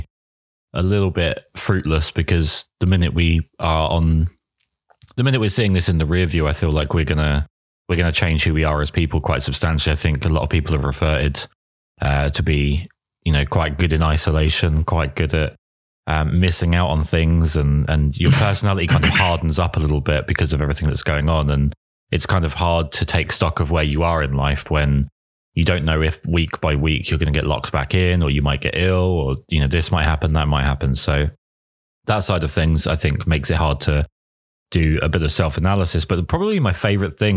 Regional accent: England, United Kingdom; I am English

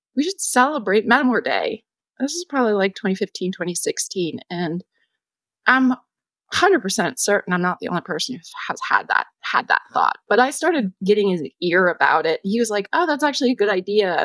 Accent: United States; as a person growing up in the United States

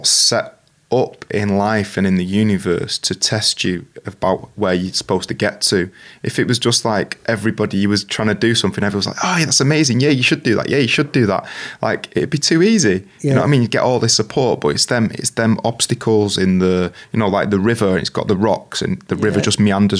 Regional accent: Manchester, North West England, United Kingdom; I was born in St. Mary's Hospital, 1982, Manchester.

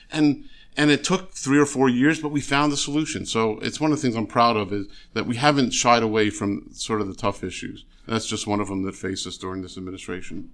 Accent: Philadelphia, Pennsylvania, United States; now in New Jersey, United States; I grew up in the Philadelphia area

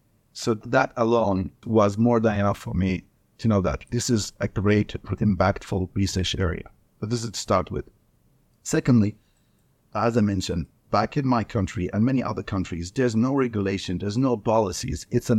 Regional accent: Libya; I went back to my country, which I'm from Libya. So this country in North Africa. This is where I was born and raised. This is where I go to medical school.

